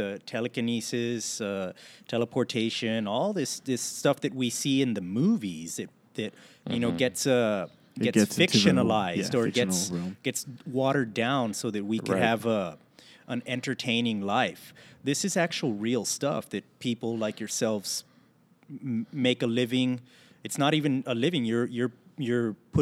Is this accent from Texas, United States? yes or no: yes; Laredo, Texas, United States; I'm from Laredo